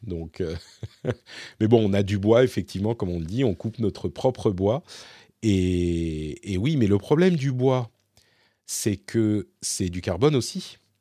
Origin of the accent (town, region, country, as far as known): Paris, Île-de-France, France; moved away as an adult; now in Finland